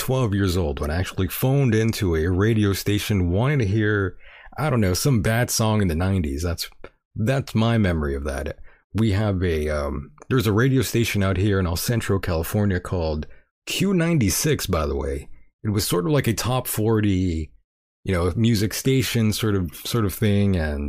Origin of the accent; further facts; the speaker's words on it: Canada; I'm Canadian.